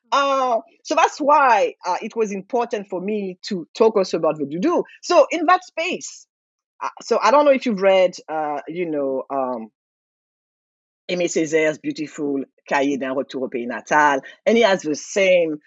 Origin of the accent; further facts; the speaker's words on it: Martinique; now in United States; i was like martinique